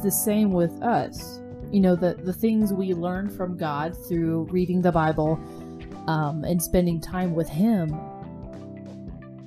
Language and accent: English; the South, United States; I'm from the South